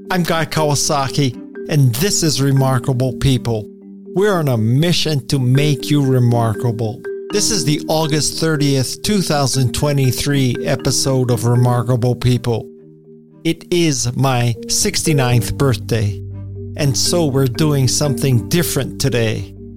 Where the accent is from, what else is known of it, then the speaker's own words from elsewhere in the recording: Honolulu, Hawaii, United States; accent: pidgin; moved away as an adult; I was born and raised in Honolulu, Hawaii